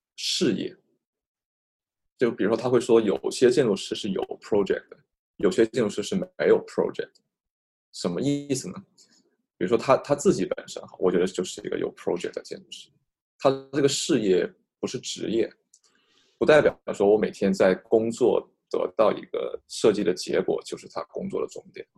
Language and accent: Chinese; Guangzhou, Guangdong, China; 作为一个广州人